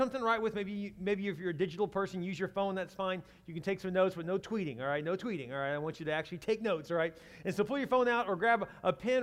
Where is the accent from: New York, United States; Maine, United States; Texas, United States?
Texas, United States; I'm from Texas